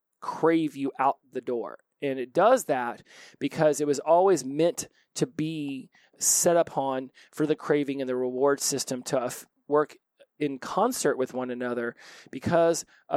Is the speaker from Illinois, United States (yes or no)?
no; Oklahoma, United States; I was born in Oklahoma